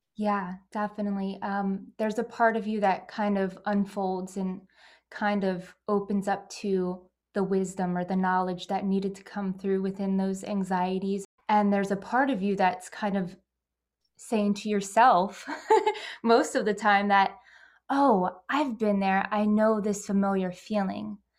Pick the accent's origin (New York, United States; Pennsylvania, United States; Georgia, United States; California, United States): Pennsylvania, United States; I'm from Pennsylvania and, you know, United States